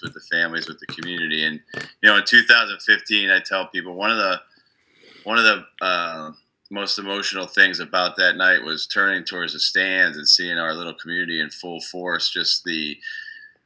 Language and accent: English; Clarks Summit, Pennsylvania, United States; moved away as an adult; also born or lived in Lusby, Maryland; I'm originally from a place called Clark Summit, Pennsylvania.